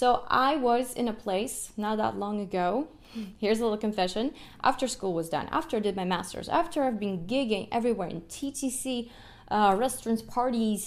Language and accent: English; Kyiv, Ukraine; first language Russian; English is a second language; moved away; I'm from the Ukraine, Kiev. And my first language was Russian, just because my mom's Russian. But then in school, I learned Ukrainian